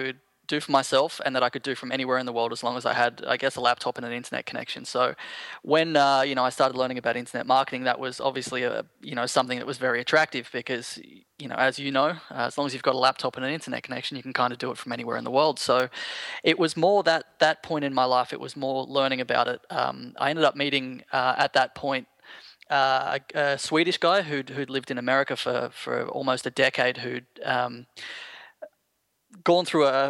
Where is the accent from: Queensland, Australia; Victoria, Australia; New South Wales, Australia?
New South Wales, Australia; Sydney; born there; No, I was born in Sydney, actually.